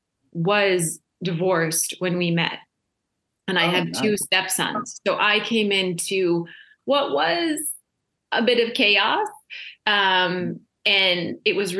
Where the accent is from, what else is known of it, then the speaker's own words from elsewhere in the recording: Grand Forks, North Dakota, United States; also born or lived in Washington, D.C.; now in Los Angeles, United States; I grew up in North Dakota and I started working at age 12.